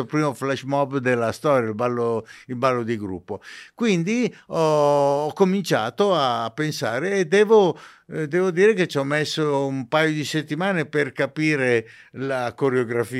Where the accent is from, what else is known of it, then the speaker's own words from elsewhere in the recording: Ceggia, Veneto, Italy; io sono nato in provincia di Venezia